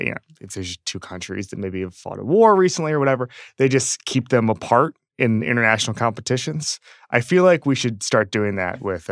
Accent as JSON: {"language": "English", "region": "Florida", "country": "United States", "tie": "born or raised there", "moved": "yes", "said": "I grew up in Florida."}